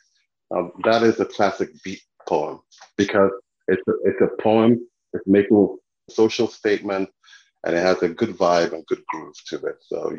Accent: Nigeria; growing up in Nigeria

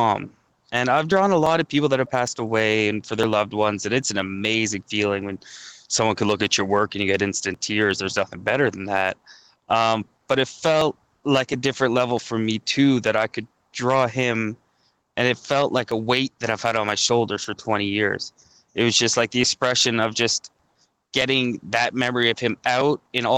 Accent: Goderich, Ontario, Canada; now in Toronto, Canada; I took a plumbing apprenticeship back in my hometown. So my wife at the time was here in Toronto, and I went back to Goderich

